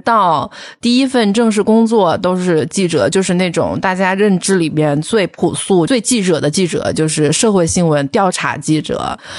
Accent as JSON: {"language": "Chinese", "town": "Wuhan", "region": "Hubei", "country": "China", "tie": "born or raised there", "also_born_or_lived": "Guangzhou / Beijing", "moved": "as an adult", "said": "我一直都是在，就是我的家乡武汉， 就是寸步不离， 就基本上完全没有离开过， 就大学也是在自己的家乡读的"}